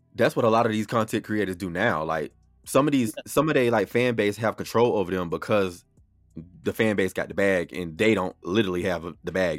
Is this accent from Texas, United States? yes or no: no; Florida, United States; now in Atlanta, United States; I was born and raised in Florida